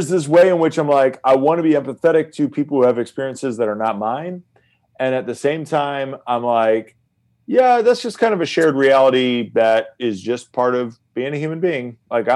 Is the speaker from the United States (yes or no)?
yes; United States; I'm an American